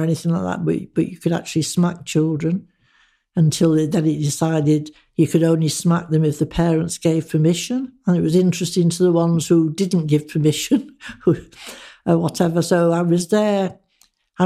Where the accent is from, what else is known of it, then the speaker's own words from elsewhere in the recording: Manchester, North West England, United Kingdom; moved away as an adult; also born or lived in Birmingham / Sutton Coldfield / Leeds; now in Harrogate, United Kingdom; when I left school, which was a school run by nuns in Manchester